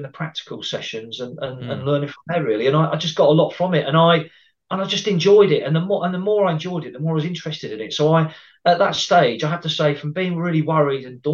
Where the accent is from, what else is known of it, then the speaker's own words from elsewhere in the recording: Cambridgeshire, East of England, United Kingdom; moved away as an adult; also born or lived in Brighton; my area where I grew up in the Cambridgeshire area